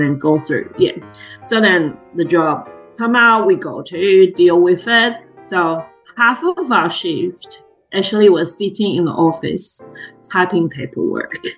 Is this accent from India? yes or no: no; Tainan, Taiwan; moved away as an adult; also born or lived in Taipei, Taiwan; now in Queensland, Australia; I'm from Taiwan, Tainan. So I was born in Tainan and basically uh, stayed in Tainan my entire whole life until uni